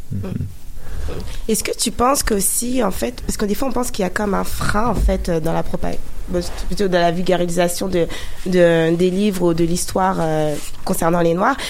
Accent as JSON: {"language": "French", "country": "France", "tie": "born or raised there", "said": "moi je suis d'origine ghanéenne et togolaise, même si je suis née en France."}